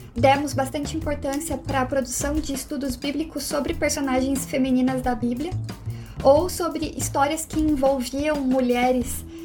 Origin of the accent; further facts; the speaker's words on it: Curitiba, Paraná, Brazil; que somos aqui de Curitiba